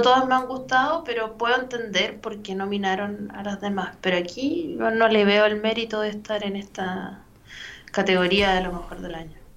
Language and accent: Spanish; Chile; accent: Chilean